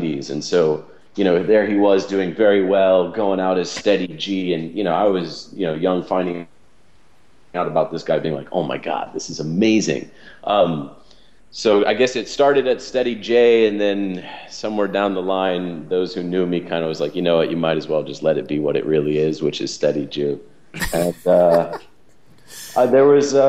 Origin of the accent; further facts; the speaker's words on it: Atlanta, Georgia, United States; I grew up in the South, which was a in Atlanta, Georgia